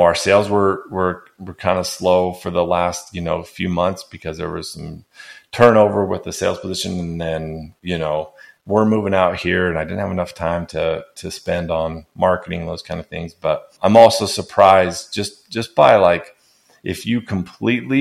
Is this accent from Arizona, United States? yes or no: yes; Arizona, United States; moved away as an adult; now in Knoxville, United States; I'm from Arizona. We don't have these type of snakes out there.